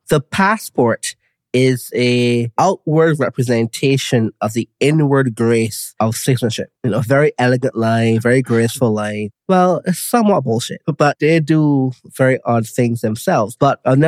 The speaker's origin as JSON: {"language": "English", "country": "Barbados", "tie": "born or raised there", "said": "where I'm from, Barbados"}